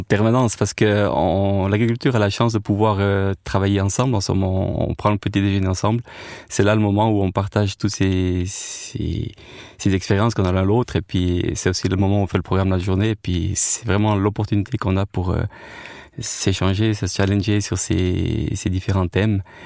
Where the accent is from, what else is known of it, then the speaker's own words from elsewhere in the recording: French-speaking Switzerland, Romandy, Switzerland; Moi, en tant que Suisse roman, j'étais faire ça en Suisse allemande et les Suisses allemands venaient chez nous